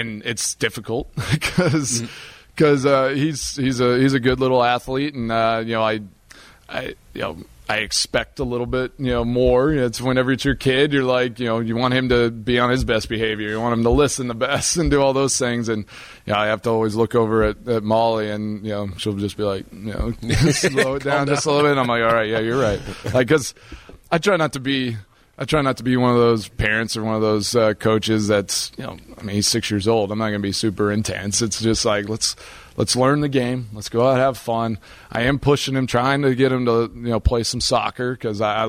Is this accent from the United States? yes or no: yes; near Austin, Texas, United States; moved away as an adult; now in Wisconsin, United States; I grew up in Texas